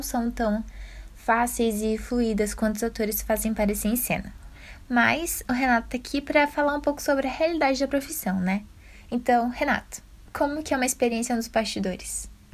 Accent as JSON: {"language": "Portuguese", "country": "Brazil", "said": "a gente é brasileiro"}